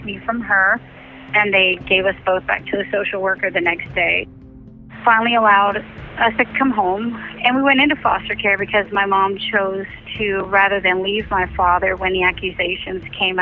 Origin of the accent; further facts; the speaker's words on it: Bartow, Florida, United States; I was born in Bartow